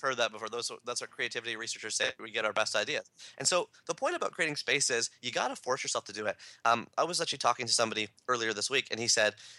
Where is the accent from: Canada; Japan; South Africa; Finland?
Canada; I'm a Canadian